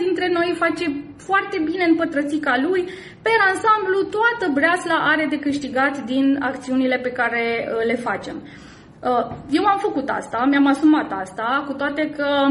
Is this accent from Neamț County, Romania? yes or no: no; Timișoara, Timiș County, Romania; din Timișoara, orașul meu natal și orașul în care eu activez